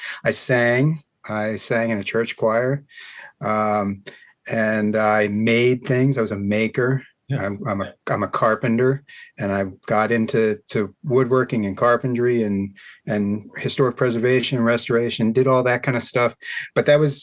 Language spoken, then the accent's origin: English; Hampstead, Maryland, United States; also born or lived in Baltimore, Maryland; I was born in Baltimore, but raised in Carroll County on a little farm in Hampstead